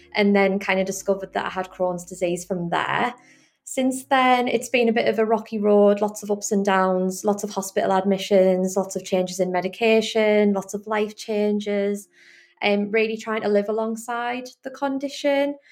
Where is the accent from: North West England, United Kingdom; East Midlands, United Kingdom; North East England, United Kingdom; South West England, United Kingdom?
North East England, United Kingdom; the Northeast; I'm obviously from the Northeast.